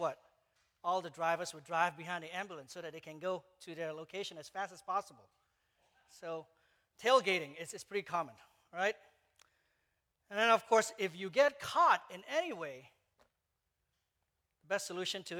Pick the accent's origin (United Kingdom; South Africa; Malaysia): Malaysia; moved away; I grew up in Malaysia